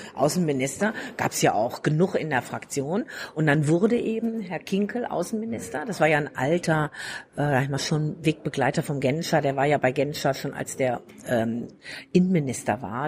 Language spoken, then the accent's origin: German; Ostwestfalen-Lippe, North Rhine-Westphalia, Germany; now in Bavaria, Germany; ich komme aus Ostwestfalen-Lippe, mhm. also Preußen, und äh, wohne aber seit vielen Jahrzehnten in Bayern